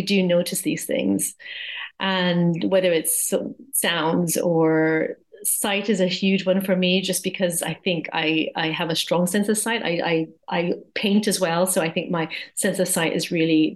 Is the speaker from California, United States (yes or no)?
no; Hawaii, United States; also born or lived in Japan; now in Surrey Hills, United Kingdom; So I am American, originally from Hawaii